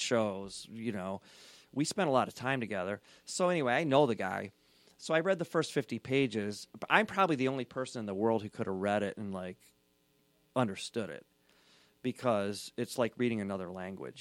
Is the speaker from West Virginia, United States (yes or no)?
no; Southeast Michigan, United States; I grew up in Southeast Michigan, Mormon, Scottish.